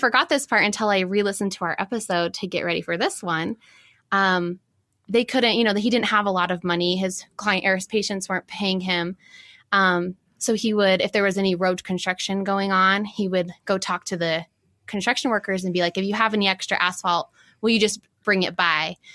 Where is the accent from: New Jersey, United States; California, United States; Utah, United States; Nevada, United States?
Utah, United States; Farmington; also born or lived in New York; I grew up in Farmington and now I'm in Salt Lake